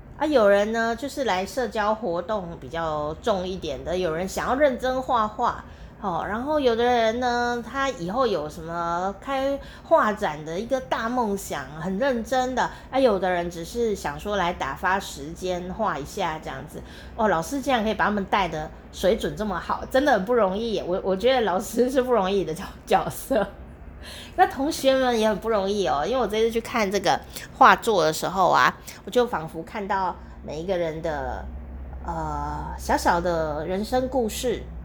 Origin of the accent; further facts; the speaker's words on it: Taichung, Taiwan; now in Kaohsiung, Taiwan; 我从台湾的中部，呃，的地方，开开开，开了三小时